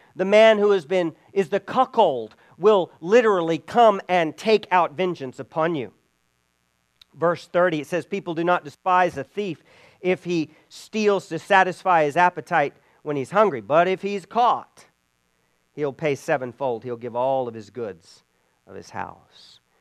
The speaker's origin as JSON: {"language": "English", "country": "Belize", "tie": "born or raised there", "moved": "yes", "said": "where I grew up in Belize"}